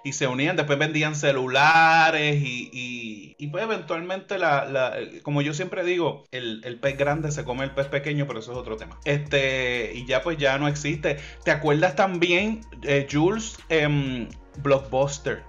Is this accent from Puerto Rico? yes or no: yes; Puerto Rico; also born or lived in Levittown, Puerto Rico / Cayey, Puerto Rico; nosotros somos de Puerto Rico